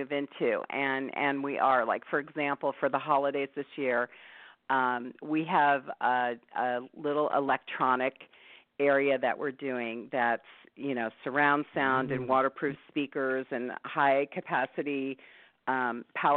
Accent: East Coast, United States; moved away; I grew up on the East Coast

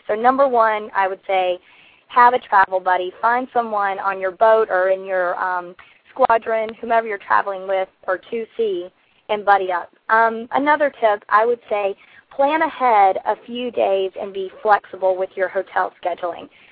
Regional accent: South Carolina, United States; now in Hawaii, United States; I am from South Carolina, the Palmetto State

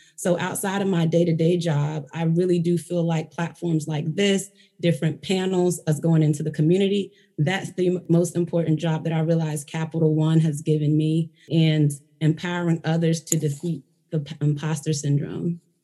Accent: Virginia, United States; I am from Virginia. I am a Virginian through and through.

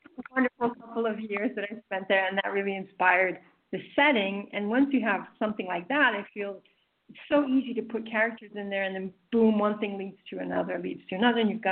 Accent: East Coast, United States; moved away as an adult; also born or lived in Arizona; I'm actually from the East Coast, and moving to Arizona

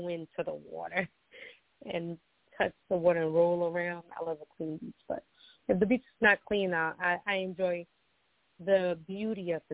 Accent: Costa Rica; moved away; growing up, I grew up in my country. I'm from Costa Rica. So I grew up there

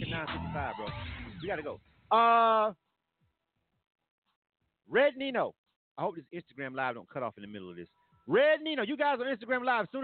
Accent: Michigan, United States; I'm from Michigan.

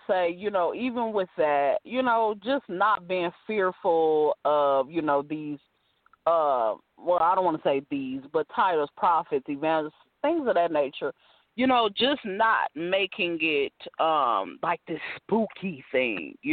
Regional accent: California, United States; also born or lived in Ohio / Virginia; like I've lived in Ohio, Virginia. You know, I'm from California, but I've lived so many different places.

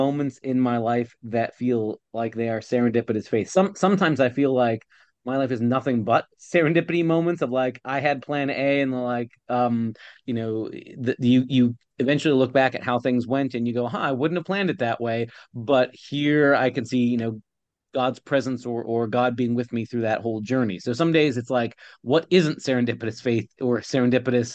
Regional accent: Ohio, United States; moved away as an adult; also born or lived in Pennsylvania; I grew up in Ohio and I planned on, my whole life in my childhood and teenagehood all lived in the state of Ohio

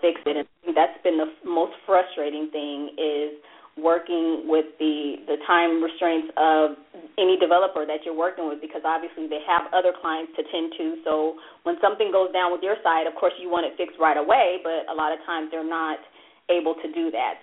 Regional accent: La Verne, California, United States; I grew up in Laverne

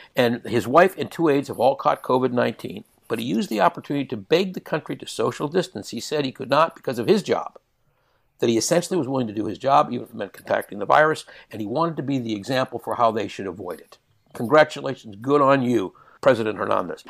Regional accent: Canada; I am a Canadian. I, I hold dual citizenship. I was born in Canada.

